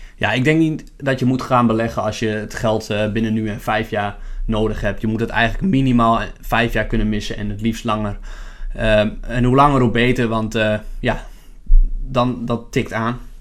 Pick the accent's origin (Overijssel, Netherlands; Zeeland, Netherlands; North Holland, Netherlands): Overijssel, Netherlands; Lemelerveld; now in Zwolle, Netherlands; Ik eh, ben geboren in Lemelenveld